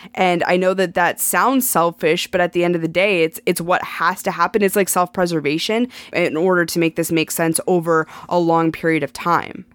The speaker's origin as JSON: {"language": "English", "region": "Montana", "country": "United States", "tie": "born or raised there", "moved": "as an adult", "said": "I grew up in Montana. I lived in Montana my entire life"}